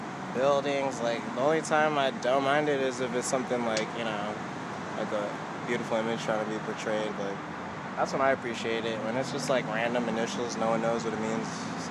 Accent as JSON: {"language": "English", "town": "Los Angeles", "region": "California", "country": "United States", "tie": "born or raised there", "also_born_or_lived": "Cupertino", "said": "But came down back to my hometown, you know, because I love Los Angeles."}